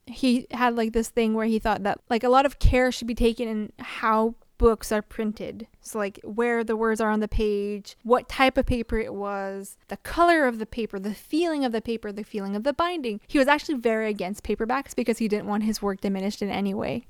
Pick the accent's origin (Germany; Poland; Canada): Canada; we're Canadian